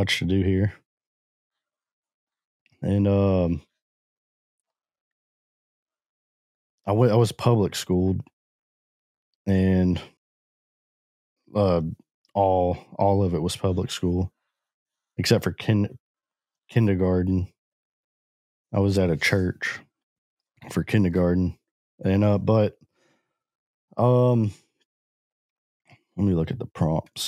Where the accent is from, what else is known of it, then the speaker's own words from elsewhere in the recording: Orange, Texas, United States; also born or lived in Jefferson County, Texas / Newton County, Texas; I grew up in Southeast Texas in the Orange area. Grew up and have lived here my entire life.